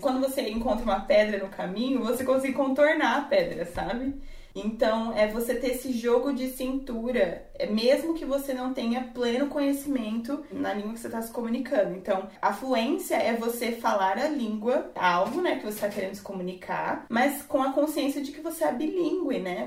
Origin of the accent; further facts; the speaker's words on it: Brazil; sou do Brasil.